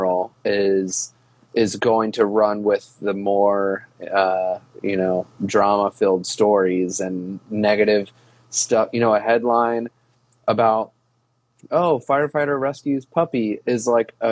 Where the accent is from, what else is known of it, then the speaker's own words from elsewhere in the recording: Ohio, United States; I grew up in Ohio